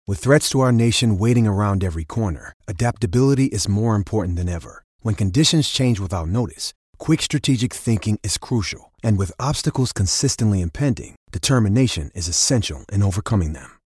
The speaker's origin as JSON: {"language": "English", "region": "Washington", "country": "United States", "tie": "born or raised there", "said": "I grew up in Washington State"}